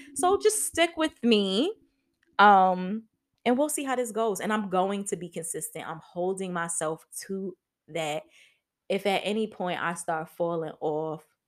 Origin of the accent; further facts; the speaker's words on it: New York City, New York, United States; moved away as an adult; also born or lived in Atlanta, Georgia; I'm originally from Harlem, New York